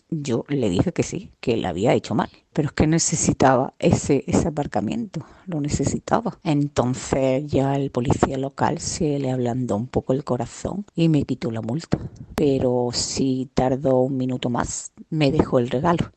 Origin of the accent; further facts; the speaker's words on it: a town in the province of Cádiz, Andalusia, Spain; Soy de un pueblo de la provincia de Cádiz